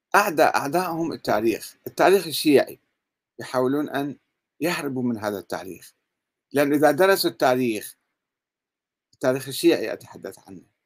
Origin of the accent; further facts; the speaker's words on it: Iraq; عندنا بالعراق